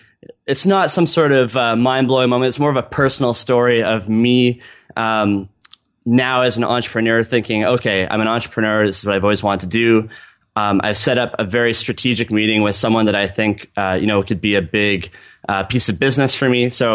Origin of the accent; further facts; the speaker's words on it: Vancouver, British Columbia, Canada; In the bio, I'm from Vancouver, BC in Canada.